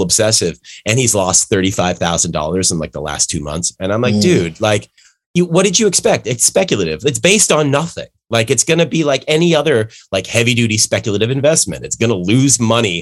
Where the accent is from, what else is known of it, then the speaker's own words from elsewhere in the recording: Canada; now in New York, United States; I'm Canadian